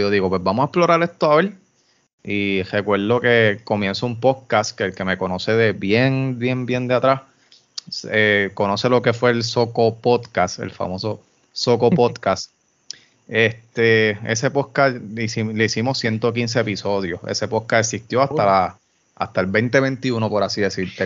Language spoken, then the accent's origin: Spanish; Yauco, Puerto Rico; Yo soy de Yauco